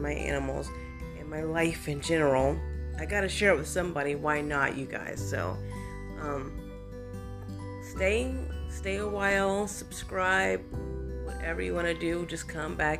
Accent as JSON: {"language": "English", "region": "Ohio", "country": "United States", "moved": "yes", "lives_now": "Florida, United States", "said": "I am originally from Ohio"}